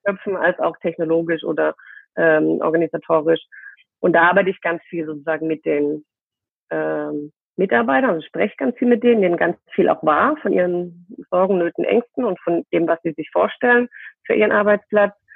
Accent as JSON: {"language": "German", "area": "near Heidelberg", "region": "Baden-Württemberg", "country": "Germany", "moved": "yes", "lives_now": "Cologne, Germany", "said": "ich äh, sitze gerade in Köln Mhm. und äh, komme aber aus dem aus der Nähe von Heidelberg"}